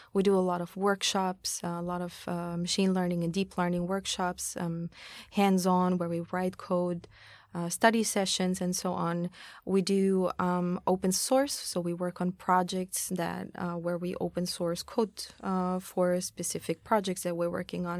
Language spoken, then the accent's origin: English; Austria; moved away as an adult; now in Tokyo, Japan; I'm from Austria. I've been in Tokyo for about four years now